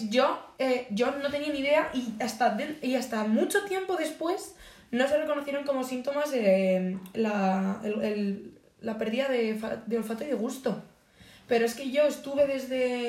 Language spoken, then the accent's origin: Spanish; Boadilla del Monte, Community of Madrid, Spain; also born or lived in Las Rozas; Afueras de mi pueblo aquí